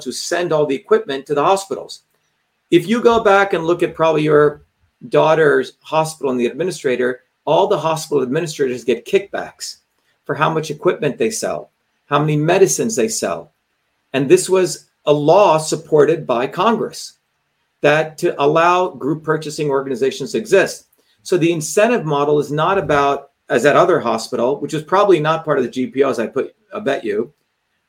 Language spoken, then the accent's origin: English; India; moved away; I grew up in India